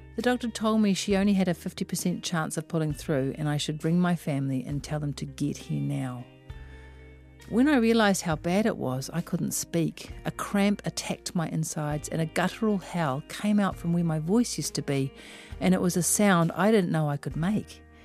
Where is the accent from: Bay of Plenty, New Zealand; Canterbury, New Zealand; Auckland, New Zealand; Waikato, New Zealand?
Auckland, New Zealand; I am from West Auckland